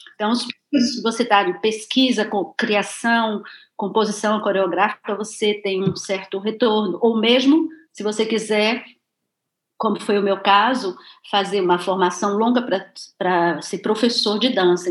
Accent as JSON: {"language": "Portuguese", "town": "Cachoeira", "region": "Bahia", "country": "Brazil", "tie": "born or raised there", "moved": "as an adult", "said": "eu nasci em Cachoeira"}